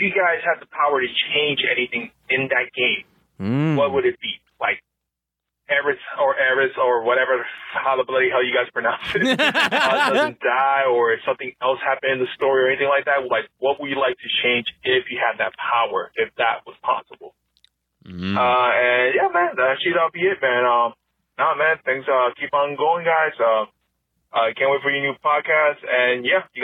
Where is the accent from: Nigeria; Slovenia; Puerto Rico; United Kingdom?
Puerto Rico; moved away as an adult; now in Georgia, United States; I'm originally from Puerto Rico.